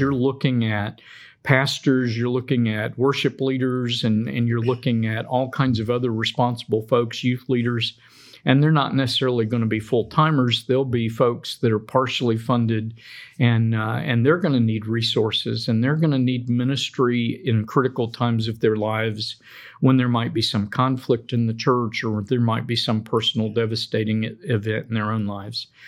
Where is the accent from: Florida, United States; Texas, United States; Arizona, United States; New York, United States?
Florida, United States; Daytona Beach; moved away; I grew up in Daytona Beach